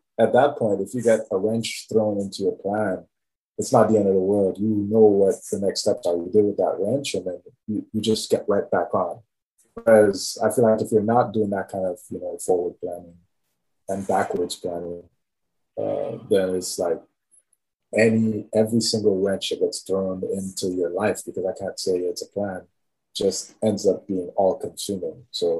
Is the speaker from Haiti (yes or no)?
yes; Haiti; I want to start with family. Growing up, like, especially, like, let's say from the earliest time